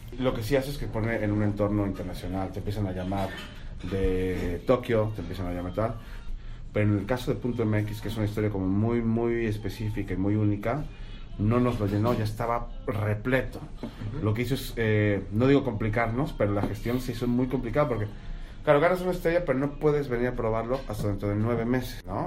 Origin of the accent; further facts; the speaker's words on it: Mexico; moved away; el peor año de crisis que en mi país. Yo nací con crisis, güey